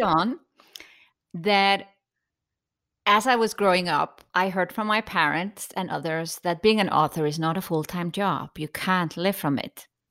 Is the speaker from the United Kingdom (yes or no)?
no; Iceland; growing up in Iceland